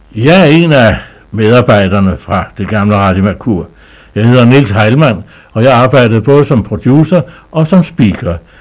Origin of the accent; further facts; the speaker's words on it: Skagen, North Denmark Region, Denmark; min barndom op på Skagen